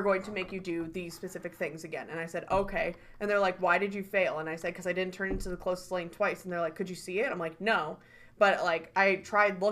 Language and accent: English; Slinger, Wisconsin, United States; growing up in Slinger